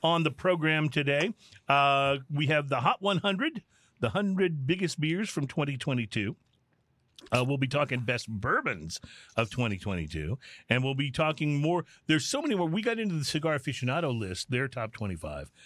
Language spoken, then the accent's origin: English; Texas, United States; we are from Texas, that's where we do the show